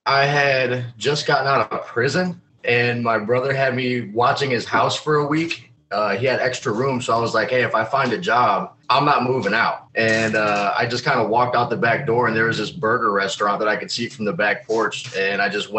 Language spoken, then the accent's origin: English; Chicago, Illinois, United States; moved away as an adult; also born or lived in Indiana; now in Ohio, United States; from the Chicagoland area. I moved to Indiana when I was like 18